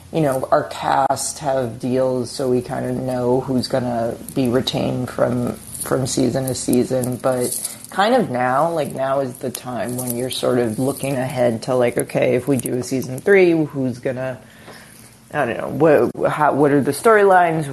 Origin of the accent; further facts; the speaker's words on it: Milton, Massachusetts, United States; moved away; I'm from Milton, Massachusetts, which is like 10 minutes south of Boston